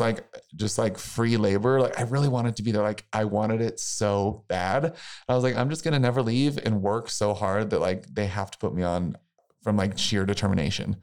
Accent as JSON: {"language": "English", "region": "Missouri", "country": "United States", "tie": "born or raised there", "said": "I'm from a really small town in Missouri."}